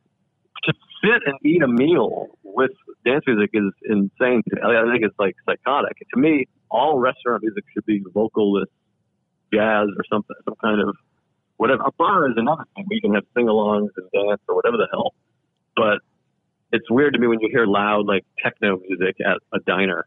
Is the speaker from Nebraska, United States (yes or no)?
no; Massachusetts, United States; I grew up in Mass, Massachusetts